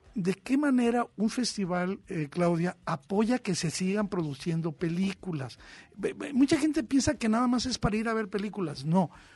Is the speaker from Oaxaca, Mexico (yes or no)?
no; Tijuana, Baja California, Mexico; Yo crecí en la frontera, yo crecí en Tijuana